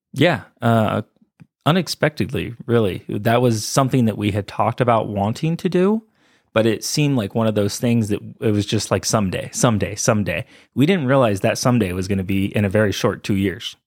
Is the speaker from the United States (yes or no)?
yes; California, United States; moved away as an adult; now in Colorado, United States; Being from California